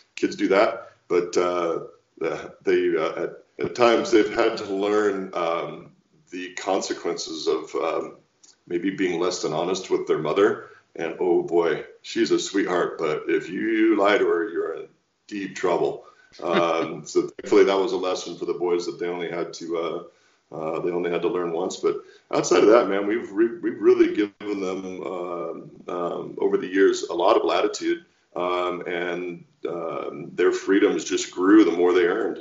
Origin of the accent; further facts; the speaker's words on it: Walla Walla, Washington, United States; launched a double back winery back in my hometown of Walla Walla, Washington